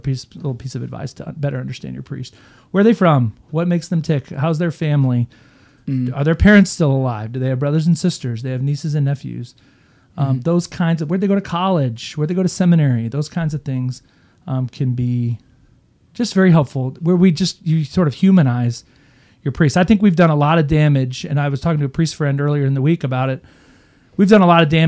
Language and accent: English; Houston, Texas, United States; moved away as an adult; also born or lived in Kingwood, Texas; now in Oklahoma, United States; I grew up in Houston, Texas, Kingwood, Texas